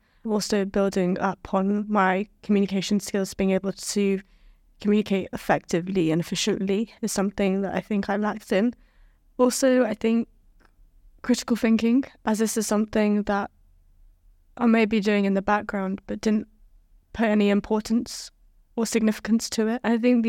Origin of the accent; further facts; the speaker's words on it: China; now in United Kingdom; currently, I'm studying in mental health and well-being, a postgraduate program here, and I come from China.